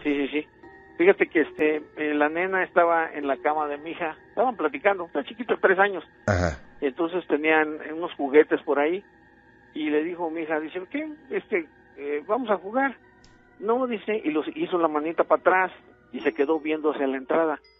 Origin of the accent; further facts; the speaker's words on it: Poza Rica, Veracruz, Mexico; yo soy de Poza Rica, Veracruz